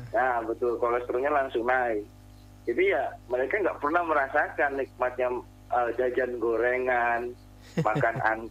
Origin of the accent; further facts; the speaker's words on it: Central Java/West Java border, Indonesia; termasuk saya kan juga dari pelosok mas hmm. Eh